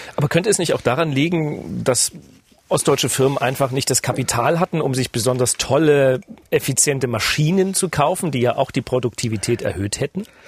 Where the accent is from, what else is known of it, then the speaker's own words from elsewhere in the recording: Leipzig, Saxony, Germany; ich bin ja in Leipzig groß geworden